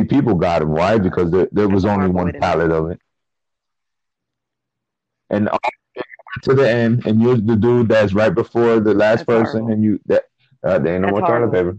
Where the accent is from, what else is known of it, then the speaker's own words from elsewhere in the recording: Chile; I'm from Chile